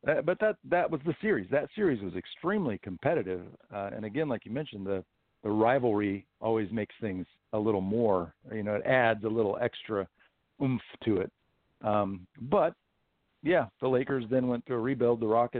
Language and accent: English; Houston, Texas, United States; somebody I grew up watching in Houston